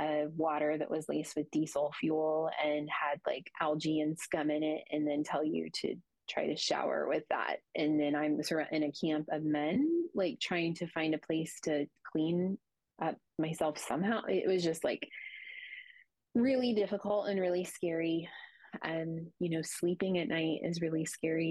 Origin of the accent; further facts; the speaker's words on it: United States; being an American woman